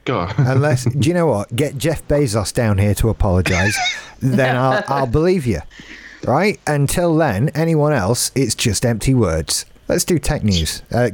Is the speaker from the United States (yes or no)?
no; England, United Kingdom; I'm English.